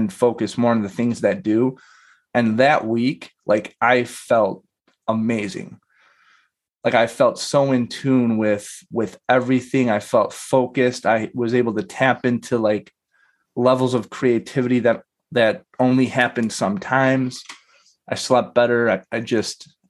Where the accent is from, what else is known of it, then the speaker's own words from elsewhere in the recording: Chicago, Illinois, United States; I've been here my whole life